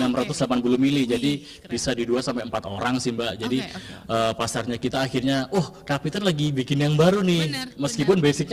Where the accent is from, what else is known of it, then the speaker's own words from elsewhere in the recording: East Java, Indonesia; kota saya kota apel.